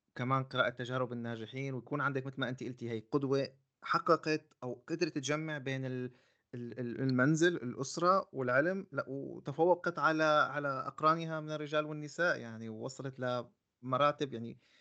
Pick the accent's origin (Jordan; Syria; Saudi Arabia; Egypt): Syria; عندنا في سوريا